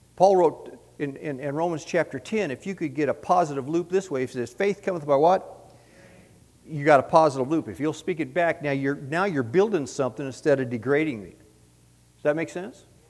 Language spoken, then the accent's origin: English; San Diego, California, United States; we were raised in San Diego